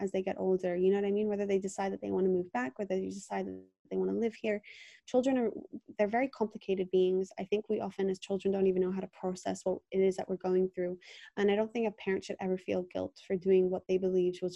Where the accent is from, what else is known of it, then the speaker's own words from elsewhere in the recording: Jerusalem, Jerusalem District, Israel; also born or lived in London, England; I went from this like English little girl to like hardcore Israeli. I moved when I was 8 years old.